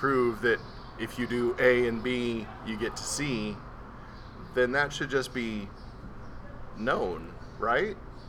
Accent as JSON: {"language": "English", "town": "Austin", "region": "Texas", "country": "United States", "tie": "born or raised there", "also_born_or_lived": "New York", "said": "I moved around a lot growing up. I moved from New York to Austin, Texas, and just on a whim decided, hey, I'm going to try out for this."}